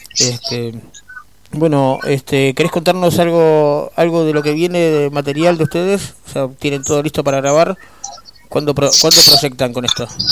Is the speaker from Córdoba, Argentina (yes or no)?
no; Buenos Aires, Argentina; nosotros somos acá de Buenos Aires, acá en el AMBA, como se dice ahora, este, acá por Vicente López, Capital